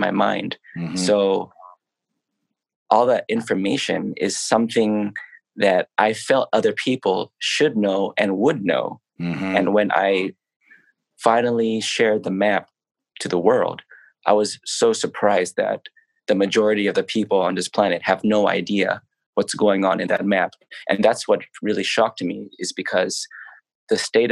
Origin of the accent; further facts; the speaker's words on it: New York City, New York, United States; also born or lived in Los Angeles, United States; now in Thailand; I am Thai by ethnicity, but I was born in New York City.